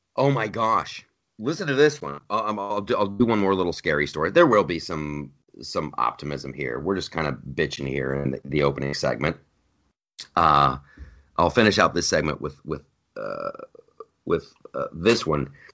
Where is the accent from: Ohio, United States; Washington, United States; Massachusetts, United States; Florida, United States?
Ohio, United States; moved away as an adult; also born or lived in California; I grew up in Ohio